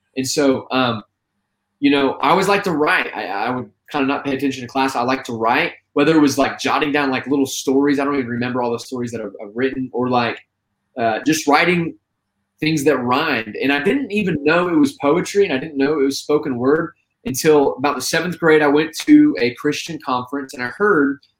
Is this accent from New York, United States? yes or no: no; Terre Haute, Indiana, United States; also born or lived in Abilene, Texas; now in Homestead, United States; I'm originally from Terre Haute, Indiana